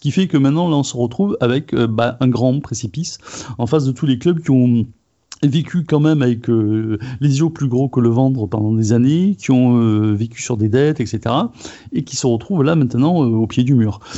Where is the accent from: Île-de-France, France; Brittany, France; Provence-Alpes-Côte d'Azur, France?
Provence-Alpes-Côte d'Azur, France; Marseille; ah ben oui, mais je ne parle pas pour les autres clubs, je suis Marseillais.